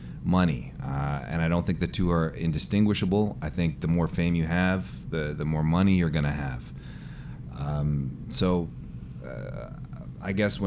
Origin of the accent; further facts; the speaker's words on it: Chicago, Illinois, United States; I'm from Chicago